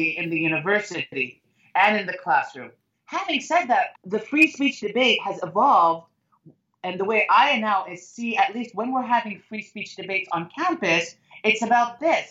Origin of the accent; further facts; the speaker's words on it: United States; I love being an American